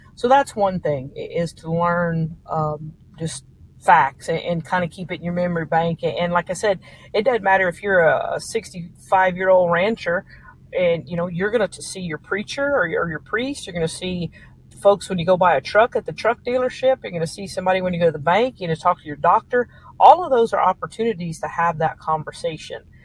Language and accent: English; South Louisiana, United States; moved away as an adult; now in Tomball, United States; I grew up in South Louisiana